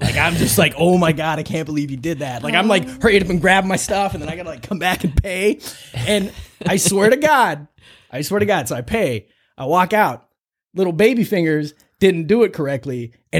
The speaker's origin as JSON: {"language": "English", "country": "Ireland", "said": "okay, well, I'm still going to try them because, like, you know, I'm Irish."}